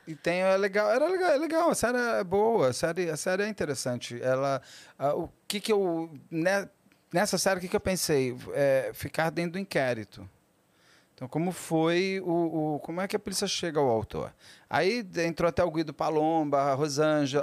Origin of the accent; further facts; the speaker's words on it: São Paulo, Brazil; as nossas aqui de São Paulo